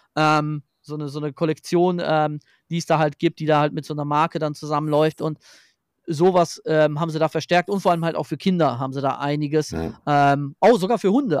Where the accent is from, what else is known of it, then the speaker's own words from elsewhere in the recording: Germany; bei uns in Deutschland